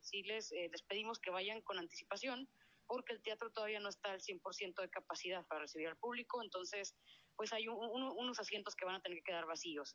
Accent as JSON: {"language": "Spanish", "country": "Mexico", "said": "yo que soy de México"}